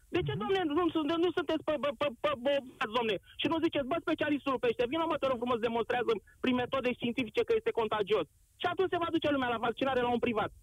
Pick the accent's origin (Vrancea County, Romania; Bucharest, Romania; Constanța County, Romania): Constanța County, Romania; Constanța; sunt din Constanța, da, sunt de etnie turcă, în Constanța trăim o mare comunitate turco-tătară